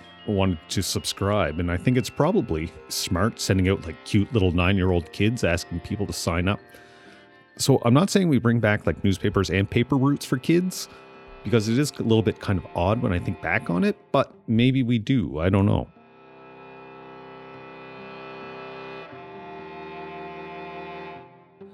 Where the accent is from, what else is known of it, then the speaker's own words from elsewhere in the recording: Amherst, Nova Scotia, Canada; moved away as an adult; growing up near Amherst, we had the Amherst Daily News